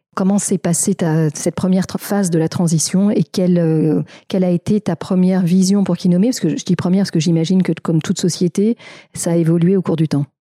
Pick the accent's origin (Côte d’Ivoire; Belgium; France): France; chez nous, en France